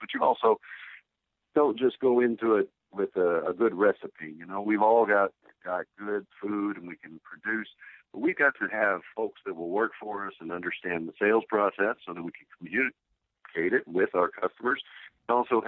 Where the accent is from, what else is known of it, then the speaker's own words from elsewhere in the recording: Cookeville, Tennessee, United States; my hometown of Cookeville, Tennessee